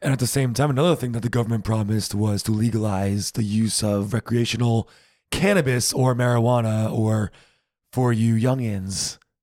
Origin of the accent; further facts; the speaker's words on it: United States; moved away as an adult; now in Germany; we're still American